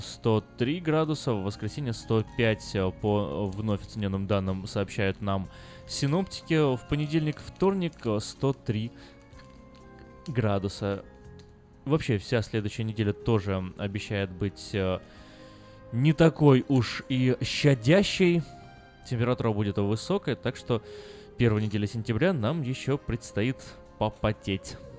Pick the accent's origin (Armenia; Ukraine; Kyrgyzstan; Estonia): Ukraine; Crimea; now in United States; мы же с Крыма